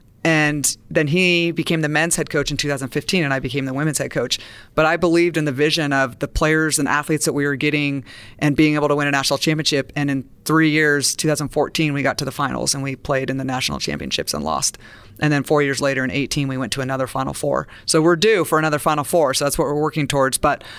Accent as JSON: {"language": "English", "town": "Santa Barbara", "region": "California", "country": "United States", "said": "And I'm a beach girl. I'm from Santa Barbara."}